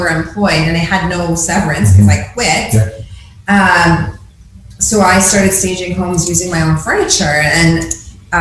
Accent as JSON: {"language": "English", "town": "Woodstock", "region": "Ontario", "country": "Canada", "tie": "born or raised there", "said": "So I grew up in Woodstock, Dairy Capital, Canada. So just a small town."}